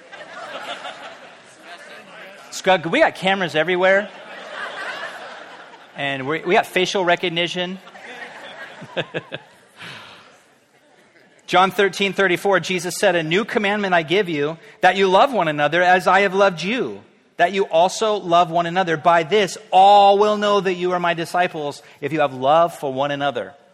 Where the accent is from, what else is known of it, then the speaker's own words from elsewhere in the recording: Orange County, California, United States; also born or lived in Riverside; I grew up in South Orange County. Actually, Orange County, but we moved to South Orange County.